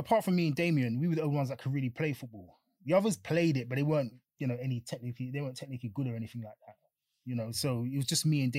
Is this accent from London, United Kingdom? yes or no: yes; London, United Kingdom; grew up in Elephant Castle. Two brothers, just growing up there. It was tough because I was, single mum and that. It's tough growing up in Elephant Castle